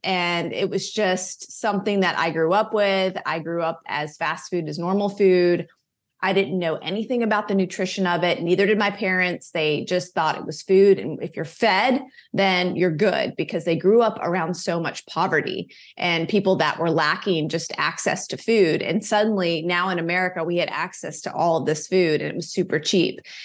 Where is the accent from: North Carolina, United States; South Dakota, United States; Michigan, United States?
North Carolina, United States; Charlotte; I grew up in Charlotte, North Carolina. I was still living here